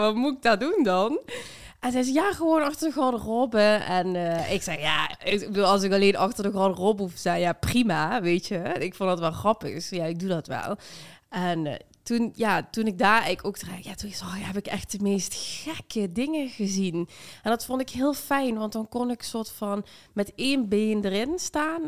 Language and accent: Dutch; Limburg, Netherlands; moved away; also born or lived in Amsterdam; ik kom uit Limburg en heel gelovig en heel traditioneel